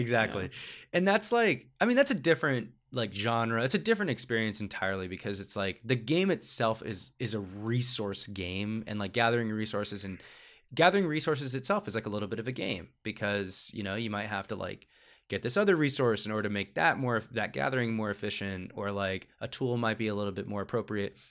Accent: United States; as an American audience

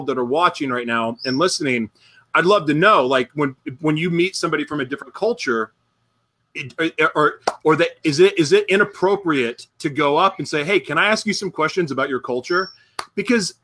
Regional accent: Oklahoma, United States; growing up in Oklahoma

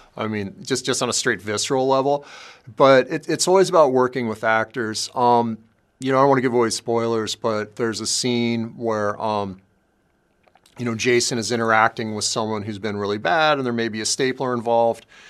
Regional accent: Los Angeles, California, United States; I grew up in South L A and I grew up during the crack days

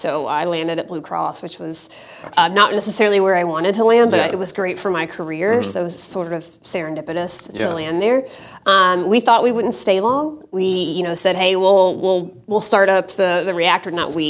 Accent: Asheville, North Carolina, United States; moved away as an adult; now in Chattanooga, United States; I'm not a native Chattanoogan. Yeah. I'm originally from Asheville, North Carolina, so not far down the road, but we've kind of grown to love Chattanooga. It feels like a little mini Asheville in a lot of ways. So it feels like home.

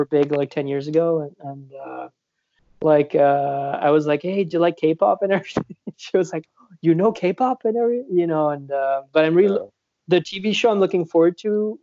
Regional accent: Switzerland; born or raised there

